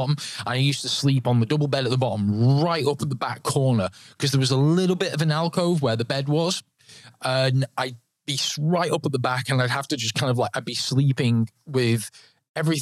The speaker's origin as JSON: {"language": "English", "town": "Manchester", "region": "North West England", "country": "United Kingdom", "tie": "born or raised there", "said": "so I grew up in Manchester, obviously up north"}